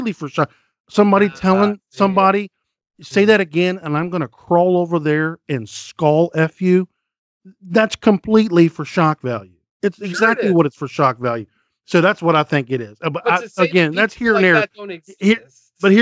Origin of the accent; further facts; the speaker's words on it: West Virginia, United States; I grew up in West Virginia